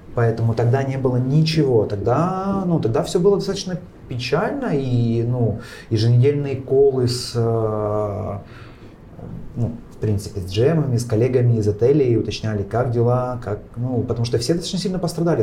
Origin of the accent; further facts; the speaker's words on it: Kyiv, Ukraine; как киевлянин я могу сказать